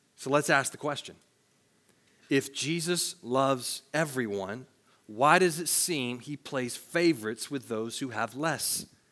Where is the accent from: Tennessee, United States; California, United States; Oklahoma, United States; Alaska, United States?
Tennessee, United States; I worked at a grocery store in my hometown in Tennessee